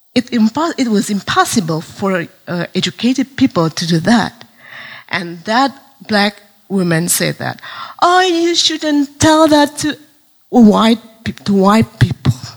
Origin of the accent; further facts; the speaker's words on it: Indonesia; from Indonesia.